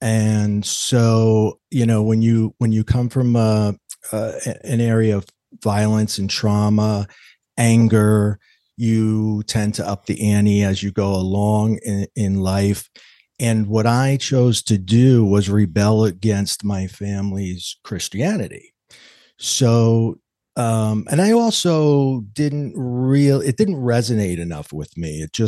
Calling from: New York, United States; Well, I come to you today from New York, actually the border of New York and New Jersey, the East Coast, a little chilly outside

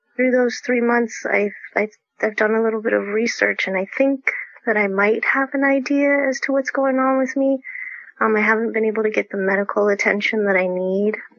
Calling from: Folsom, California, United States; I'm calling in from Folsom, California

